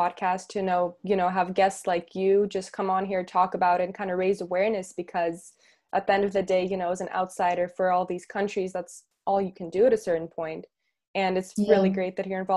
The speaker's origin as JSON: {"language": "English", "country": "Russia", "moved": "yes", "said": "I'm originally from Russia"}